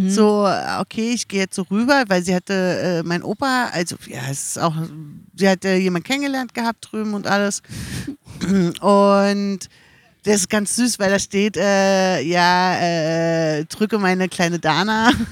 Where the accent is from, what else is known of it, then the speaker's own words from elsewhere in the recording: Berlin, Germany; born there; aber ich bin halt auch Ossi. Mhm. Also bin im Osten geboren worden und äh, lustigerweise bin ich im sogar Regierungskrankenhaus in Buch, Berlin Buch ge